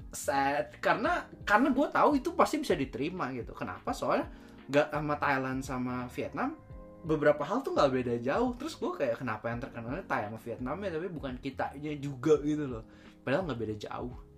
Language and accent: Indonesian; Bandung, West Java, Indonesia; accent: Sundanese; now in Japan; bahasa Inggris gue kan nggak nggak nggak native uh, aksen Sundanya masih keluar